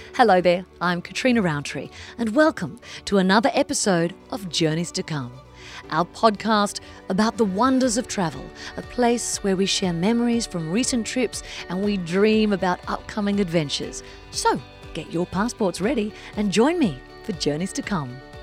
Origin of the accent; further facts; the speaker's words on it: Australia; an Aussie who experiences Christmas in a hot summer